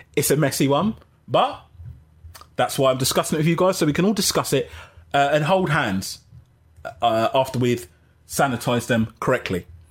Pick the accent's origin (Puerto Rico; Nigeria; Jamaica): Jamaica; I'm Jamaican